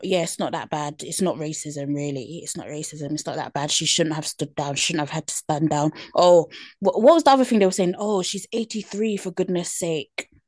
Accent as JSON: {"language": "English", "country": "United Kingdom", "accent": "British", "said": "my British accent"}